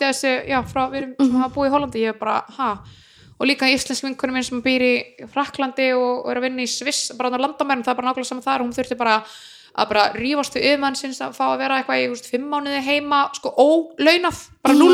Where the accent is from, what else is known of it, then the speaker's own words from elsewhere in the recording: Iceland; moved away; ég er frá Íslandi